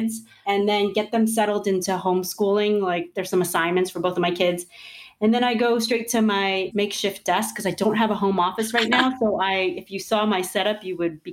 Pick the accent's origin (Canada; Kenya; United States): United States; New York; I grew up in New York.